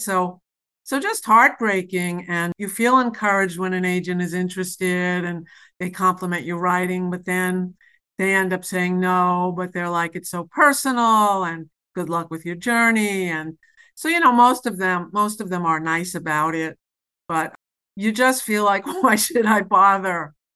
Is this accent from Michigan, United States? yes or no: no; New York City, New York, United States; I'm from New York City